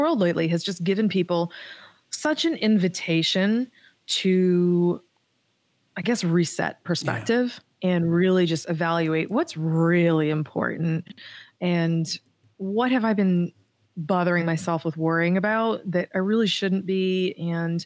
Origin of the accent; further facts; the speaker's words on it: Massachusetts, United States; moved away as an adult; now in Hawaii, United States; I'm from Massachusetts